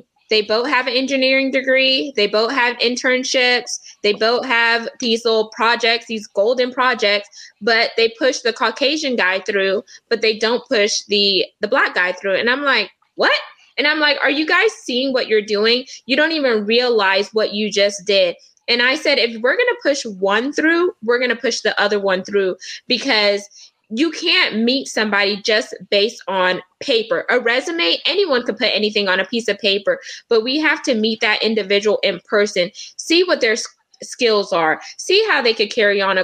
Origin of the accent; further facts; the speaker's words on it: United States; I was born in America